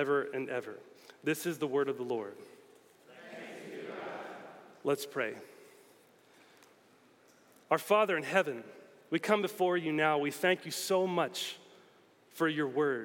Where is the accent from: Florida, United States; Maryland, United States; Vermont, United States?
Florida, United States; moved away as an adult; also born or lived in Belfast, Northern Ireland; I grew up in Florida